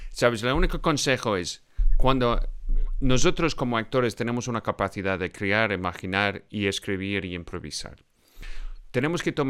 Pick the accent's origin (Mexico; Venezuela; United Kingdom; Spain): United Kingdom; Scotland; soy de Escocia